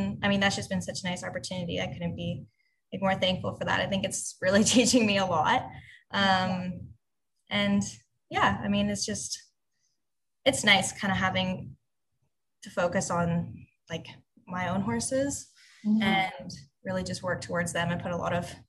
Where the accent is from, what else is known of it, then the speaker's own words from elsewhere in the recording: Markham, Ontario, Canada; now in Port Perry, Canada; I grew up in Unionville, which is in Markham.